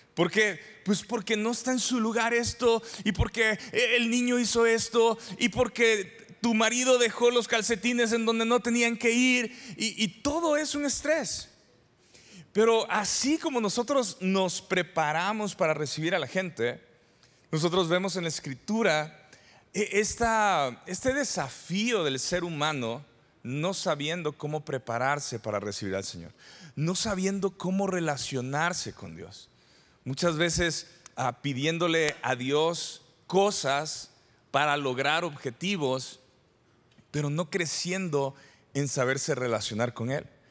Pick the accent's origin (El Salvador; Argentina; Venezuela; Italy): El Salvador; San Salvador; moved away as an adult; also born or lived in Durango, Mexico; now in Parral, Mexico; yo soy originario del El Salvador, de San Salvador, y me vine a estudiar a Durango, México